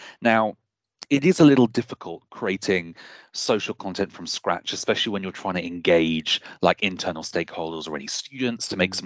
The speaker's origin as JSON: {"language": "English", "town": "Bristol", "region": "South West England", "country": "United Kingdom", "said": "I come from Bristol, which has a huge arts culture"}